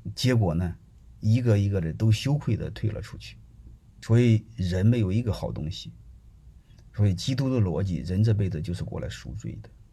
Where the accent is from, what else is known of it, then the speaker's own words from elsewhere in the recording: Henan, China; 我是河南人，我是总部的人